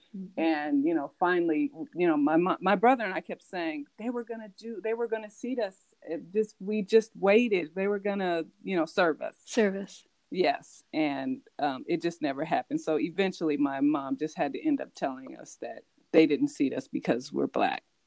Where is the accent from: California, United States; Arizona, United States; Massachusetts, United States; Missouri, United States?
California, United States; also born or lived in New York; I was born in New York, and I've been in California since I was five years old